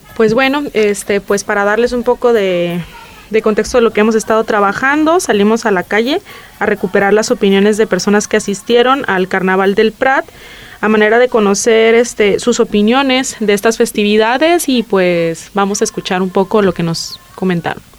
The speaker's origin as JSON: {"language": "Spanish", "town": "La Paz", "region": "Baja California Sur", "country": "Mexico", "moved": "yes", "said": "Yo vengo de México, de La Paz, Baja California"}